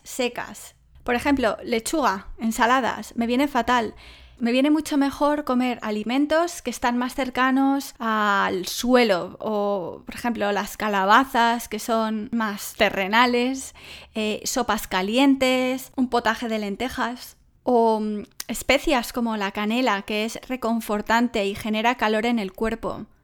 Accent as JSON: {"language": "Spanish", "town": "Salamanca", "region": "Castile and León", "country": "Spain", "said": "Salamanca, de donde soy yo"}